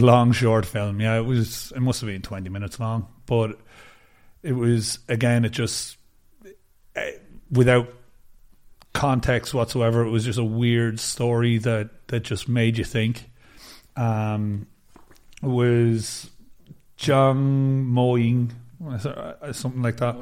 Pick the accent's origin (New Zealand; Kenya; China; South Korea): China; my hometown is, it's pretty close to Hubei where Wuhan is